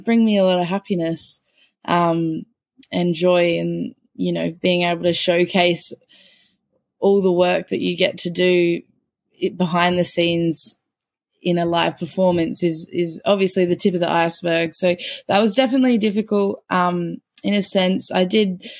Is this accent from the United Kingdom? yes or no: no; Port Pirie, South Australia, Australia; So I grew up in Port Pirie, which is about 2.5 hours north of South Australia